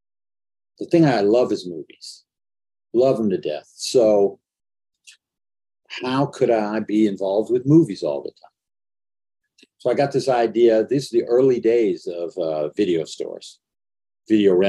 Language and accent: English; Inglewood, California, United States; I'm from Los Angeles, Los Angeles area, I knew nobody in the movies. Inglewood was as far from Hollywood